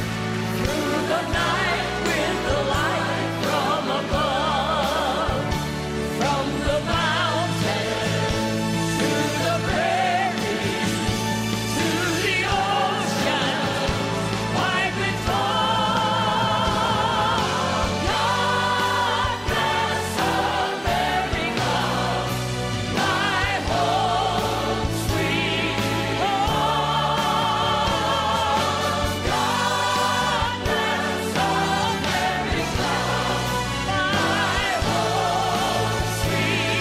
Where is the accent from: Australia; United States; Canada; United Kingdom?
Australia; I'm Australian